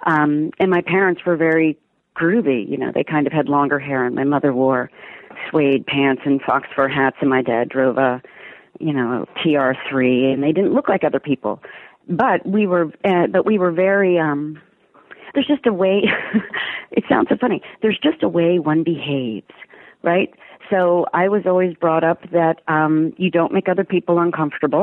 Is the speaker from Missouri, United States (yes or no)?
no; Delaware, United States; moved away; I grew up in Delaware